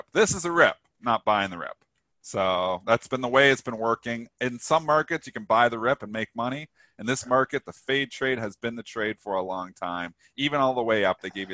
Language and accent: English; Canada; I am Canadian.